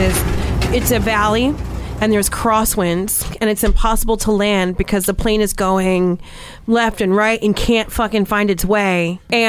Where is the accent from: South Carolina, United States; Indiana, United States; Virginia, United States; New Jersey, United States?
New Jersey, United States; I'm born and raised in Jersey